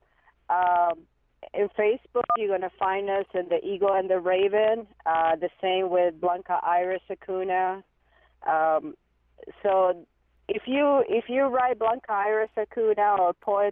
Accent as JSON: {"language": "English", "town": "San Juan", "country": "Puerto Rico", "tie": "born or raised there", "moved": "as an adult", "lives_now": "United States", "said": "I grew up in Puerto Rico, and I stayed there all through my childhood until I was about 20 years old"}